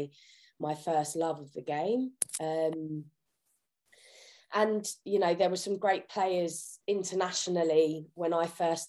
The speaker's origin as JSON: {"language": "English", "town": "Kingston upon Thames", "region": "London", "country": "United Kingdom", "tie": "born or raised there", "said": "So I lived, born and bred in Kingston upon Thames my entire life."}